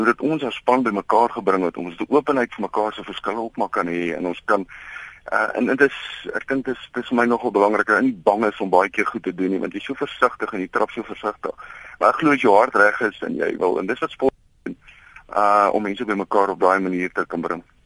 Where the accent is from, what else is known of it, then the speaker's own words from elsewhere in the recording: South Africa; as Suid-Afrikaners